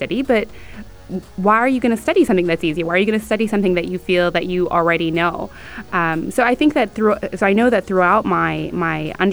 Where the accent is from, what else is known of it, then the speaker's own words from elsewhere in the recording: Abu Dhabi, United Arab Emirates; also born or lived in Sharjah; we were raised outside of Sharjah. So we were raised in the capital